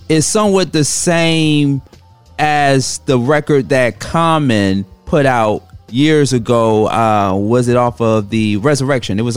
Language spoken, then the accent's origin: English; Chicago, Illinois, United States; I'm from Chicago from you.